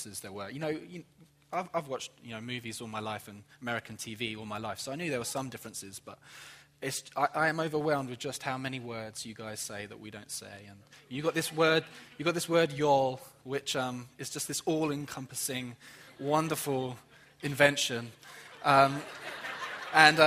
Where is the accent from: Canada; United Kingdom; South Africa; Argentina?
United Kingdom; England; moved away as an adult; now in Jacksonville, United States; I'm from England